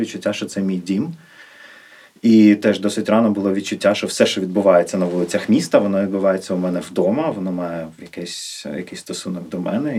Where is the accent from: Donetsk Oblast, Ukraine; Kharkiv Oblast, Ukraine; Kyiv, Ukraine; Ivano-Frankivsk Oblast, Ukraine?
Kyiv, Ukraine; Я е, народився на Печерську. Мої батьки не з Києва, як я в першому поколінні ріс я перші 18 років на Печерську